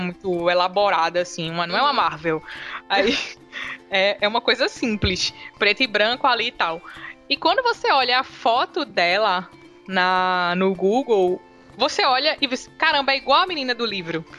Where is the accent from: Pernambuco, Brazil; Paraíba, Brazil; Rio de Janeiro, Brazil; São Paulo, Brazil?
Pernambuco, Brazil; Recife; sou de Recife, dá pra perceber pelo meu sotaque